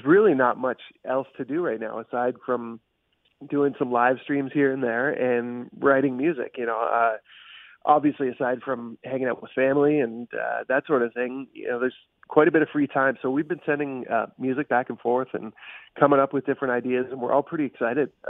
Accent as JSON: {"language": "English", "town": "Peterborough", "region": "Ontario", "country": "Canada", "tie": "born or raised there", "also_born_or_lived": "Norwood, Ontario", "said": "I grew up here, and I was born here in Peterborough, and went to school at Adam Scott, and moved up to Norwood"}